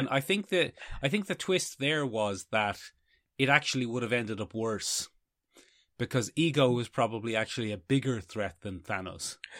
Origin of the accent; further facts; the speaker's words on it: Ireland; We are Irish.